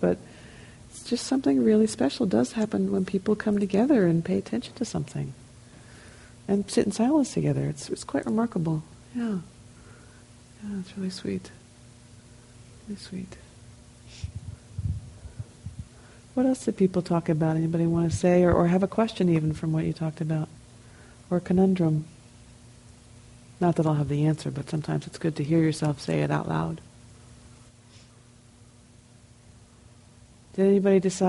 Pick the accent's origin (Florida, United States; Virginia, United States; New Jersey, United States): New Jersey, United States; I'm from New Jersey